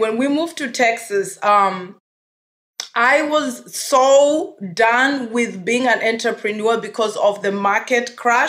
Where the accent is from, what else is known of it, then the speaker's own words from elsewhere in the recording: Nairobi, Kenya; moved away as an adult; also born or lived in Germany; now in United States; So I grew up in Nairobi, Kenya, spent 18 years of my life.